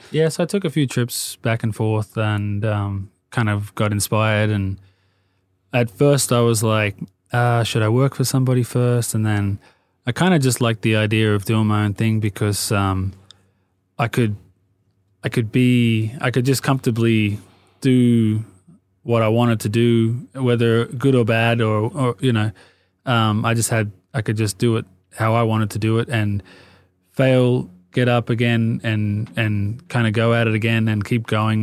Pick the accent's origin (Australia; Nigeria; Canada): Australia; Sydney, New South Wales; moved away as an adult; now in Los Angeles, United States; I grew up in Sydney, um, well, Marrickville, and then we moved down to the Sutherland Shire